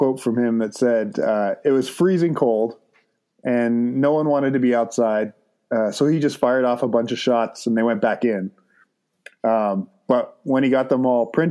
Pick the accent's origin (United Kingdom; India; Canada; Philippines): Canada; Toronto, Ontario; what we would consider to be our home city